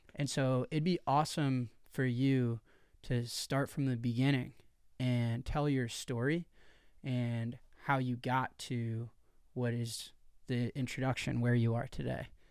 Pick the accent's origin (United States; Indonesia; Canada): United States; Chicago, Illinois; I'm from Chicago, Illinois, U S A. So I'm from America, and within America, I'm from one of the biggest cities in America